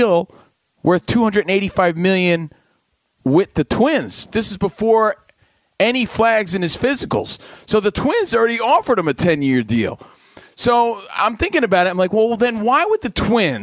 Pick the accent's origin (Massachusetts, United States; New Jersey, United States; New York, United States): New Jersey, United States; Union; moved away; I come from you from my mom's bedroom right now in Union, New Jersey, visiting family